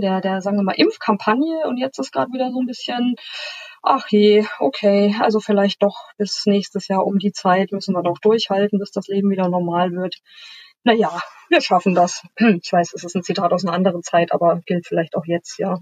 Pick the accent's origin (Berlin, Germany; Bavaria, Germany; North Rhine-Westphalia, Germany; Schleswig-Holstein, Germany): Bavaria, Germany; a small town west of Munich; moved away as an adult; now in Hamburg, Germany; in Bayern geboren, in einer kleinen Stadt westlich von München aufgewachsen